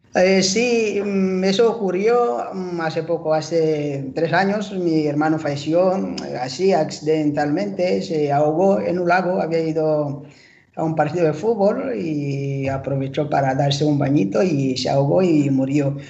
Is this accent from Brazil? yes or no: no; Rwanda; now in Spain; soy nativo de Ruanda, un pequeño paraíso, digamos, en el corazón de África